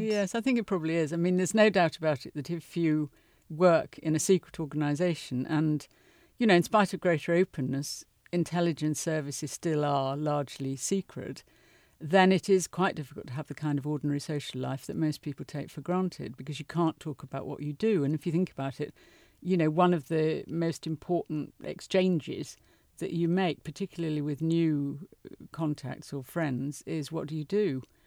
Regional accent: United Kingdom

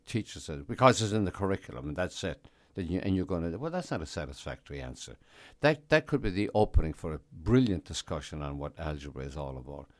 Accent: Ireland; moved away as an adult; also born or lived in United States; now in New York, United States; I'd been born in America, but I was raised in Ireland

